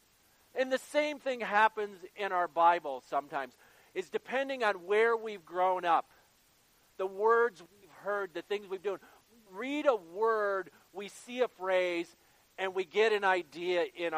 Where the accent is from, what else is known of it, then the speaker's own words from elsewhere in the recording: Sawyer, Michigan, United States; I grew up in Sawyer, Michigan, in Berrien County.